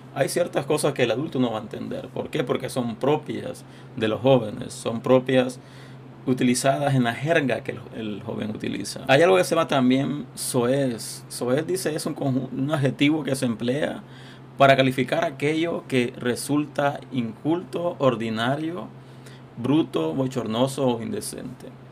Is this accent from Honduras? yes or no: yes; Honduras; yo soy de Honduras